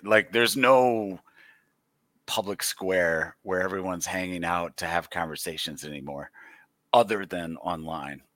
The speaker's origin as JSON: {"language": "English", "region": "Michigan", "country": "United States", "tie": "born or raised there", "said": "I, uh, have lived, born and raised in Michigan, lived here"}